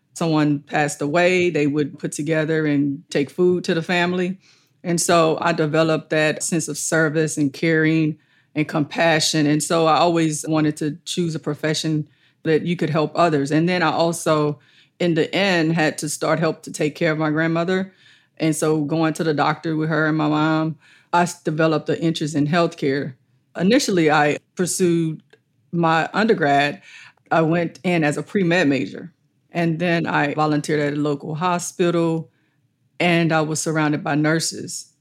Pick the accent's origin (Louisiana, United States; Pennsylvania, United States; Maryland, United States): Louisiana, United States; Allendale Plantation, West Baton Rouge Parish; also born or lived in Plaquemine, Louisiana; I grew up on Allendale Plantation as a child with my maternal grandparents and my mom